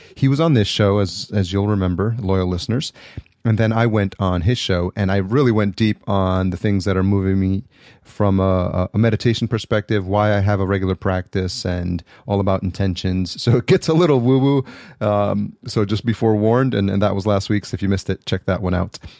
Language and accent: English; New York City, New York, United States; moved away; I'm from New York originally